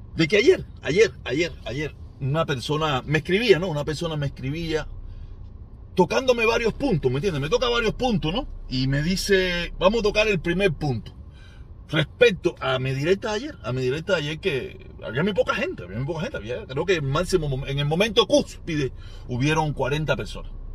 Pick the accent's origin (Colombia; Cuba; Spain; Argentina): Cuba; moved away as an adult; now in United States; me fui de Cuba